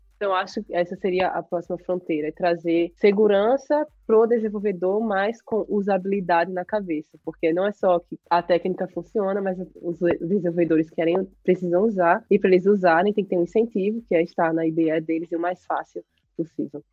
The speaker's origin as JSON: {"language": "Portuguese", "country": "Brazil", "moved": "as an adult", "lives_now": "United States", "said": "eu saí do Brasil com aquela mentalidade de concurso"}